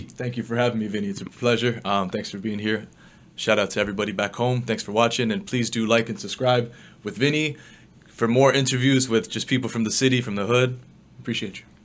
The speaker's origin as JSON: {"language": "English", "town": "Toronto", "region": "Ontario", "country": "Canada", "tie": "born or raised there", "also_born_or_lived": "China", "said": "grew up in the west end of Toronto"}